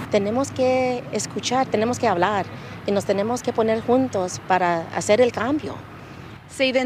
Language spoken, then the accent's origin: Spanish; Uvalde, Texas, United States; las dos somos aquí de Uvalde, las dos somos mamases, ¿verdad?